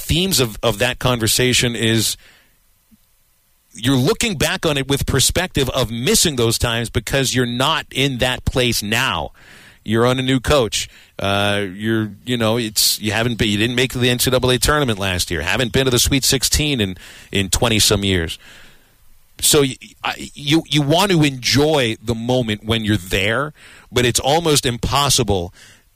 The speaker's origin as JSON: {"language": "English", "town": "Pittsburgh", "region": "Pennsylvania", "country": "United States", "tie": "born or raised there", "moved": "yes", "lives_now": "Arkansas, United States", "said": "my hometown, Pittsburgh, which I would say is a medium-sized city"}